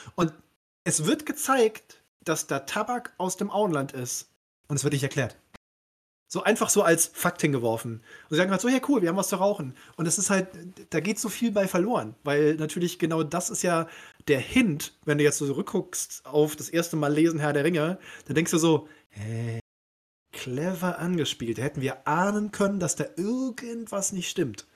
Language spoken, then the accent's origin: German; Cologne, North Rhine-Westphalia, Germany; also born or lived in Aberdeen, Scotland; ich als gebürtiger Kölner, ne, ich komme ja aus dem Rheinland